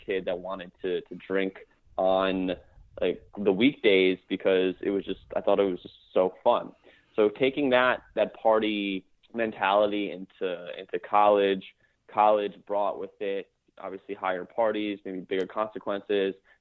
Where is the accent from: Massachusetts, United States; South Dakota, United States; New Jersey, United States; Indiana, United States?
New Jersey, United States; I am from New Jersey.